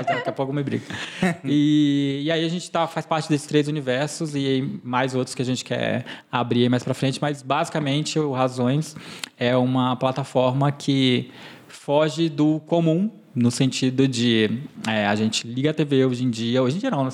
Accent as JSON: {"language": "Portuguese", "town": "Porto Velho", "region": "Rondônia", "country": "Brazil", "tie": "born or raised there", "also_born_or_lived": "Tuntum, Maranhão, Brazil", "said": "cresci lá em Rondônia, então minha memória, enfim, toda a minha parte, memória afetiva é toda de lá"}